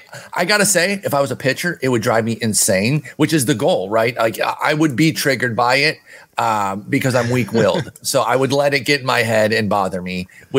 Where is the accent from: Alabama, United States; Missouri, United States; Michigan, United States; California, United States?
Michigan, United States; Detroit; Growing up in Detroit